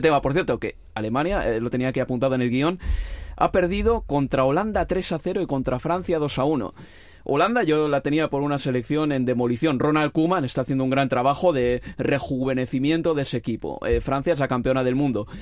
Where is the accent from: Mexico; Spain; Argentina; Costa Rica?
Spain; los españoles tenemos